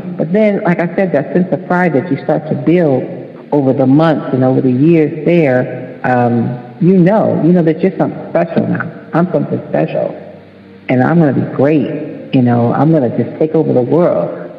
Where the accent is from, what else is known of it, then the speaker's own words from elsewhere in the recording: Chicago, Illinois, United States; I'm in the Detroit club because my dad lives in Detroit, but I'm from Chicago, so I'm in that club too.